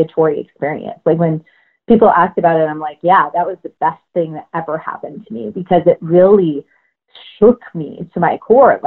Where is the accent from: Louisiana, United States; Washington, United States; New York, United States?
Washington, United States; moved away; I grew up in Washington State, and I grew up in the woods